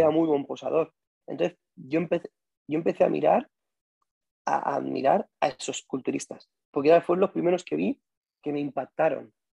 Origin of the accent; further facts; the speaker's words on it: Albacete, Castilla-La Mancha, Spain; yo soy de Albacete y como en Albacete no había un sitio donde pudiésemos bailar, practicábamos solo en la calle